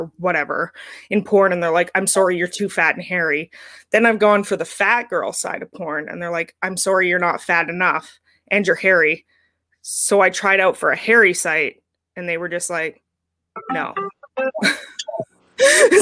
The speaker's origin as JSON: {"language": "English", "country": "Canada", "said": "as a Canadian"}